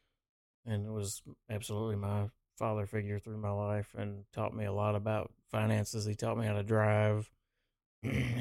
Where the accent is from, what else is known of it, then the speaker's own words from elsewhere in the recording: Georgia, United States; I grew up in Georgia, so I've seen snow, you know, maybe 15 to 20 times in my life